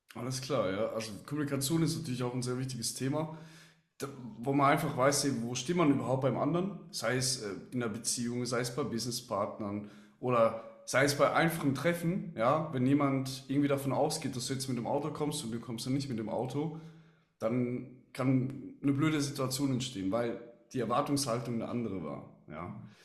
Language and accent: German; Switzerland; als Schweizer weiß ich auch